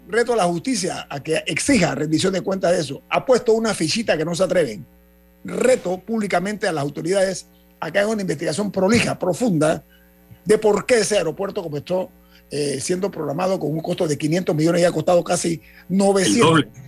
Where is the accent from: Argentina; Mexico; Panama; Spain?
Panama; como panameño